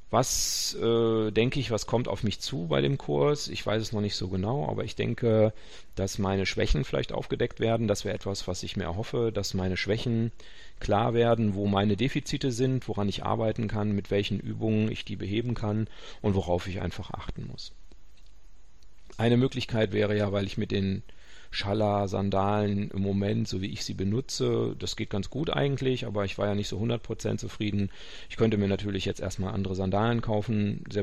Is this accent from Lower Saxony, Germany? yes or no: no; North Rhine-Westphalia, Germany; Karnevalswochenende, ich bin Westfale, äh, alle anderen feiern und ich mache einen Barfußkurs.